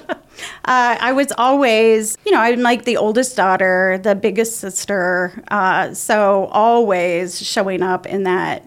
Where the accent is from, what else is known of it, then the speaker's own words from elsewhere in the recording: La Junta, Colorado, United States; I grew up in La Junta, which is not far from Pueblo